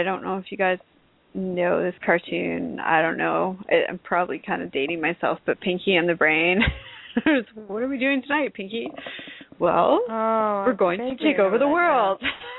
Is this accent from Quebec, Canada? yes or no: no; Toronto, Ontario, Canada; now in Houston, United States; I was coming from Toronto